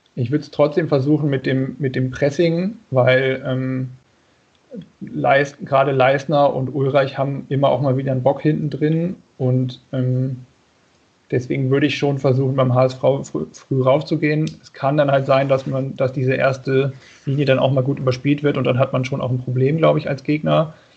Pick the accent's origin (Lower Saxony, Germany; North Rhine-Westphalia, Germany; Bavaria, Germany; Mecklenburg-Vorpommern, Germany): Lower Saxony, Germany; now in Bonn, Germany; ich komme eigentlich aus Niedersachsen.